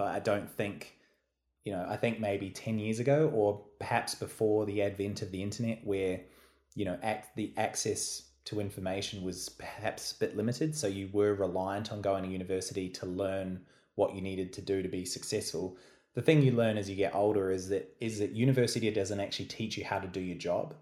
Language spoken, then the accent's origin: English; New Zealand; moved away as an adult; now in Melbourne, Australia; I'm obviously from New Zealand originally